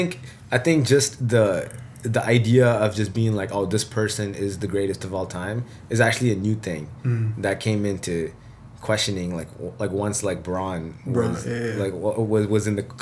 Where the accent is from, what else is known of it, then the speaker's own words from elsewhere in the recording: Seattle, Washington, United States; I grew up in Seattle